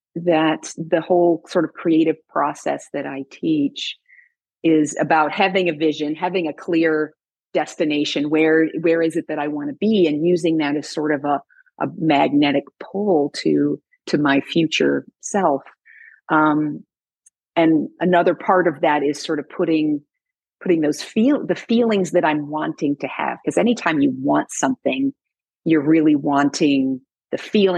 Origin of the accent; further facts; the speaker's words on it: Illinois, United States; now in Oregon, United States; I grew up in Illinois